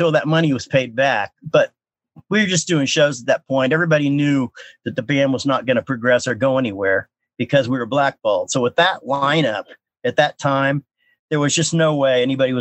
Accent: Kansas City, Missouri, United States; we're from Kansas City

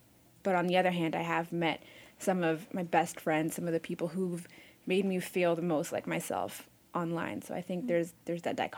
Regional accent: Côte d’Ivoire; moved away; I grew up in Cote d'Ivoire in West Africa, so a lot of my first internet experiences were as an African kid in Africa, had never been to America

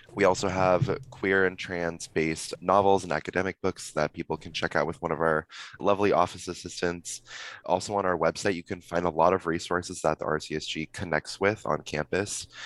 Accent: Simi Valley, California, United States; I'm from Simi Valley, so I don't know if either of you know, but it's kind of like a little little conservative town near Ventura

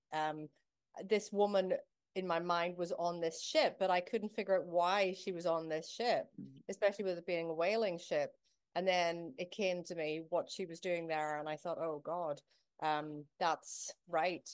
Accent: Belfast, Northern Ireland, United Kingdom; now in Glasgow, United Kingdom; I was growing up in Belfast during the Troubles

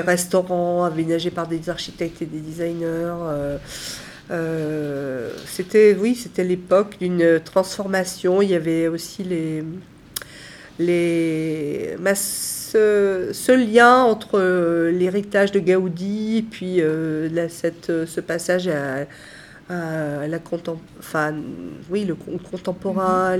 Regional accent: Saint-Étienne, Auvergne-Rhône-Alpes, France; je suis née à Saint-Étienne, euh, fière d'être stéphanoise

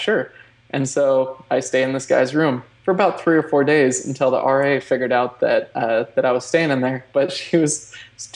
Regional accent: Oregon, United States; moved away as an adult; also born or lived in California; I grew up in Oregon. And which actually, small town, by the way, 1,285 people.

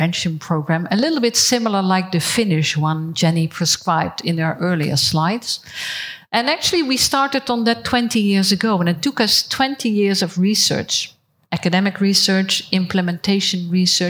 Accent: Netherlands; I am from the Netherlands

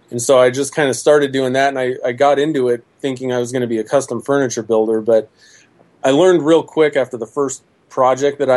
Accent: New Jersey, United States; I'm from New Jersey.

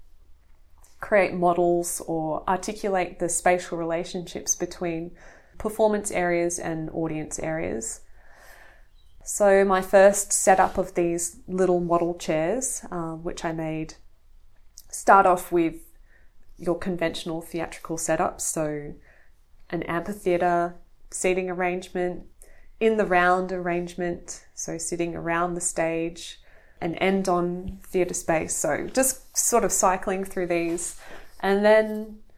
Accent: near the Blue Mountains, New South Wales, Australia; I grew up near the Blue Mountains, so I think I've always had that access to open space

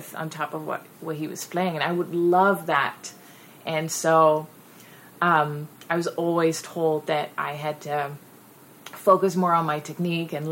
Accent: Netherlands; English is a second language; moved away; I'm 100% Dutch. So English is not my first language

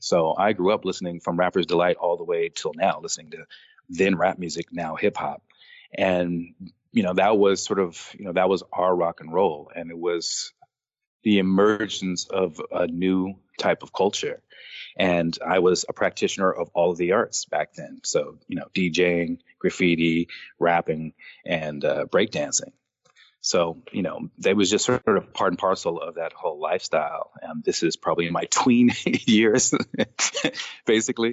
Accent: Los Angeles, California, United States; growing up in Los Angeles and doing graffiti

